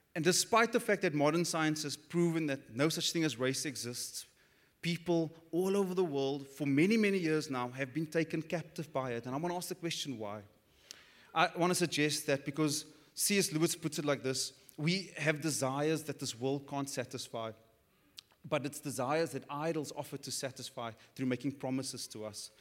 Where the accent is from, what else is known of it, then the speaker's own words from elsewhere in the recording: Cape Town, Western Cape, South Africa; growing up on the Cape Flats, which is the hood for the non-South Africans